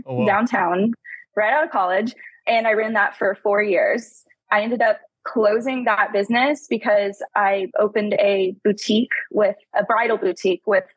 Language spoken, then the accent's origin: English; Tulsa, Oklahoma, United States; born and raised in Tulsa, I've lived here my whole life, still living here